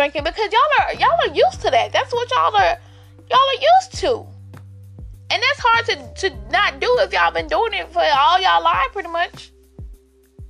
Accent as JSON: {"language": "English", "town": "Albany", "region": "Georgia", "country": "United States", "said": "I'm from Albany, Georgia."}